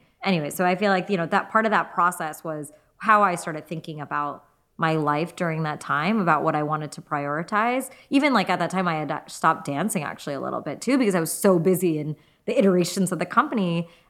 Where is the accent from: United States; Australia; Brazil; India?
India; Gujarat; Sikh, I'm Hindu. He's Punjabi, I'm Gujarati. We're actually, even within India